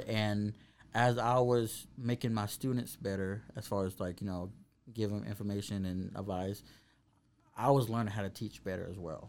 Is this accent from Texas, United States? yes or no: yes; Waco, Texas, United States; also born or lived in Arlington, Texas; I grew up here in Waco